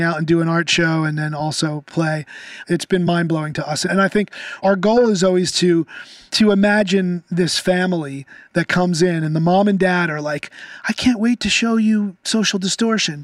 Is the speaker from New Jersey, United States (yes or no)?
yes; Toms River, New Jersey, United States; I grew up in Tom's River.